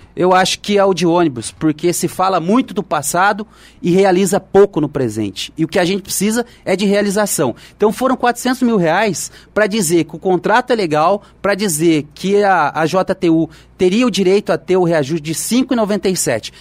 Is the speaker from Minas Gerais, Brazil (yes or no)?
yes; Olímpio Noronha, Minas Gerais, Brazil; now in Jacareí, Brazil; na minha terra lá, no, em Minas